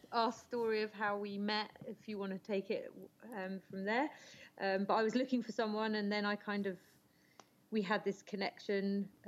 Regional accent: South West England, United Kingdom; now in France; So I live in France, but I'm originally from England, from the southwest, um, but I've lived a bit all over uh, the UK and France.

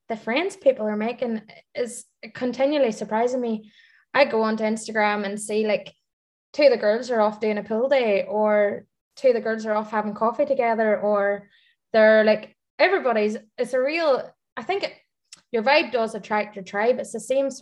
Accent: Ireland; moved away as an adult; now in Dubai, United Arab Emirates; being an Irish expat coming out to Dubai

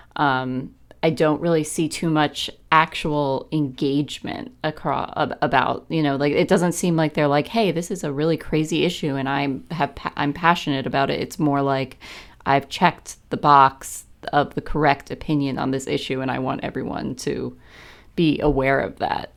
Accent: Maryland, United States; I'm from Maryland too, as you know, and, uh, my family was not, like, super political

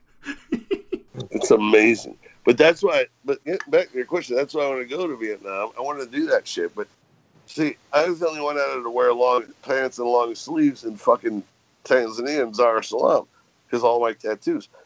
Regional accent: Great Lakes, United States; I grew up on the Great Lakes

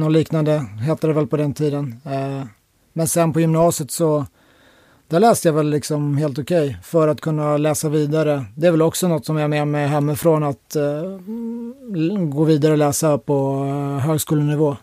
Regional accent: Täby, Stockholm County, Sweden; also born or lived in Solna; uppväxt i Täby, norr om Stockholm

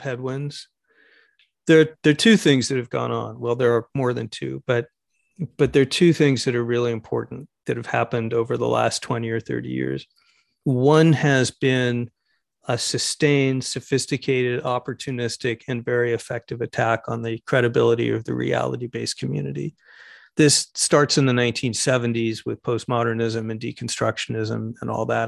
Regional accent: United States; Speaking as an American homosexual

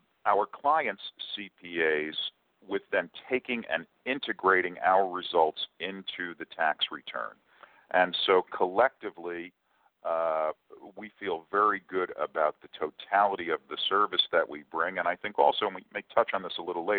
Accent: Long Branch, New Jersey, United States; I was born and raised in Long Branch, New Jersey, just north of Asbury Park.

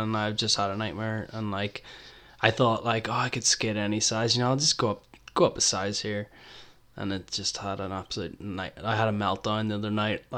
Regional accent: Belfast, Northern Ireland, United Kingdom; growing up in Belfast

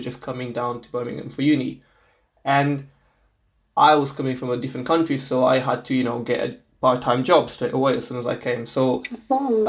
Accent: Portugal; English is a second language; moved away as an adult; I'm from Portugal, so I was born and raised in Portugal my whole life

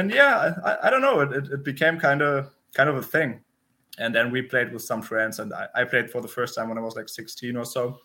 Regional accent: Berlin, Germany; English is a second language; moved away as an adult; now in Vienna, Austria; I'm German. I grew up in Germany, in Berlin

